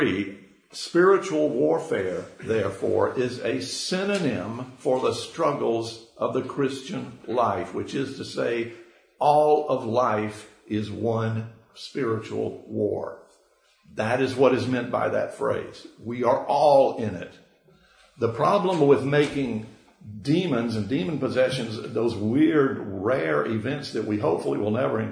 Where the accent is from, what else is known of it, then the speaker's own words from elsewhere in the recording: Georgia, United States; a Georgia boy, born and raised, though University of Florida graduate